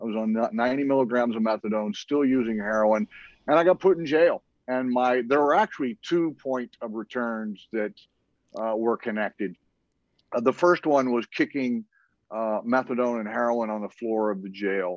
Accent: Dallas, Texas, United States; moved away as an adult; also born or lived in Norman, Oklahoma; now in Hawaii, United States; I grew up in Dallas until I was 18

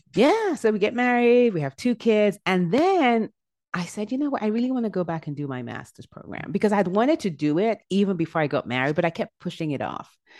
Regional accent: Nigeria; also born or lived in England; I was born in England, and I was there up until I was eight years old, and we moved back to Nigeria. My dad is from Nigeria, so we moved back to Nigeria. And then after that, I went to middle and high school in Nigeria

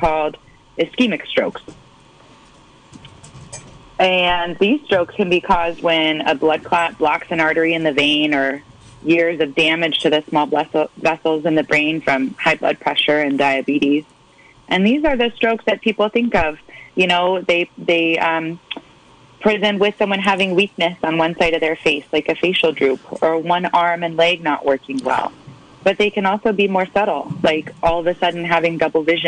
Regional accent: Portland, Oregon, United States; moved away as an adult; also born or lived in Bay Area, California / Oakland, California; now in Ukiah, United States; I'm originally from Portland, Oregon, and I came down to the Bay Area for college and medical school

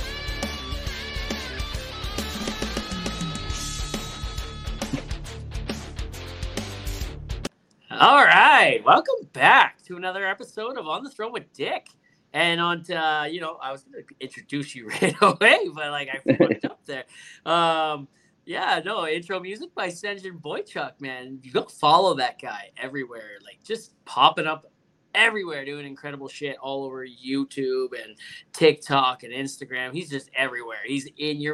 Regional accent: Hamilton, Ontario, Canada; Hamilton, my hometown.

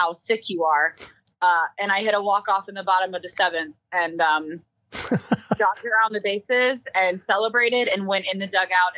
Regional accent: South Louisiana, United States; I'm coming from South Louisiana

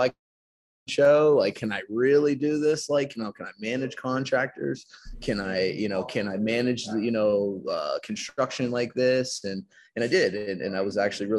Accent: Pittsburgh, Pennsylvania, United States; I'm from the South of Pittsburgh. So I'm 20 minutes from the city

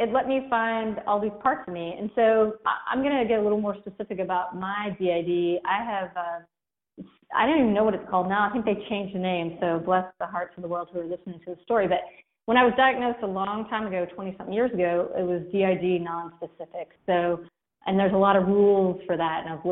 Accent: Kentucky, United States; accent: Southern; It's very Southern. It sounds very Southern. I'm from Kentucky.

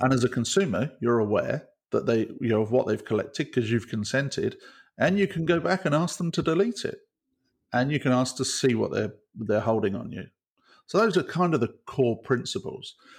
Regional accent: United Kingdom; as a Brit

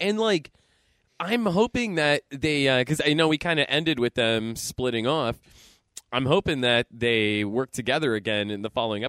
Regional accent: Erie, Pennsylvania, United States; I'm from Erie, PA.

